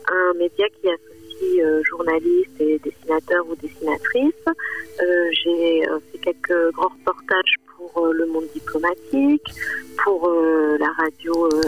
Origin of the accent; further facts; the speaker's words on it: Figeac, Occitania, France; moved away; also born or lived in New Delhi; moi j'ai grandi dans le Lot, euh, à Figeac